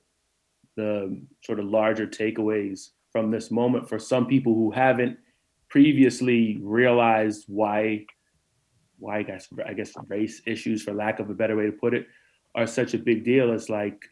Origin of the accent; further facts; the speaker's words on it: New Jersey, United States; moved away as an adult; also born or lived in Central Virginia; I came from New Jersey and went to college in Central Virginia